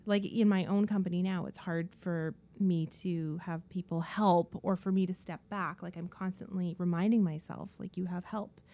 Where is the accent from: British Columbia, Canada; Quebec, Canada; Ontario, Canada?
British Columbia, Canada; Dawson Creek; also born or lived in Kelowna, British Columbia; now in Vancouver, Canada; I grew up in the small town of Dawson Creek in northern B C